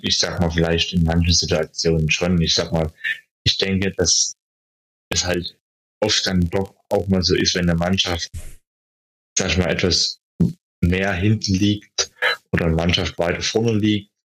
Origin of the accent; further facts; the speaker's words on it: Schönheide, Saxony, Germany; moved away; Also ich komme ja ursprünglich aus Schönheide, aus dem Erzgebirge.